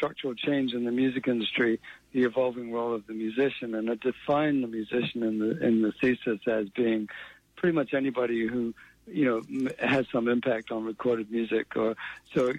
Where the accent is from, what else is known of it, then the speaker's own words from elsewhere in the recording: New Zealand; moved away as an adult; also born or lived in England / Boston, United States / United Kingdom; I was born in England. I grew up in New Zealand. We emigrated to New Zealand when I was 9.